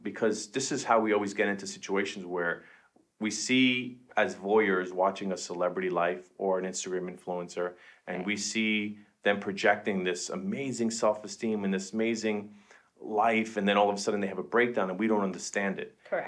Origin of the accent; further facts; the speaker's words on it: New York City, New York, United States; Jen and I are both from Queens